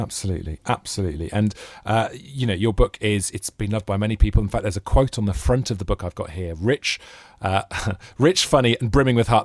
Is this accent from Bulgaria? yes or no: no; Wales, United Kingdom; moved away; as a Welshman